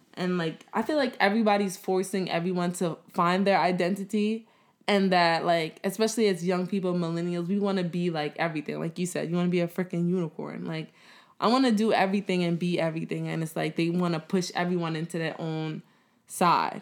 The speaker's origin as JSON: {"language": "English", "country": "United States", "tie": "born or raised there", "said": "I was born in America, I kinda grew up, like, right when my parents was growing up and they were immigrants"}